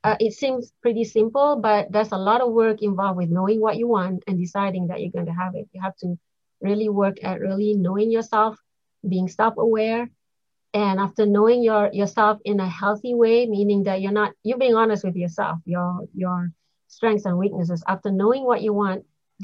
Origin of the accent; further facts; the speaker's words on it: Malaysia; moved away as an adult; now in Connecticut, United States; I'm originally from Malaysia. I came here, so long ago, just to go to college and ended up making a living here.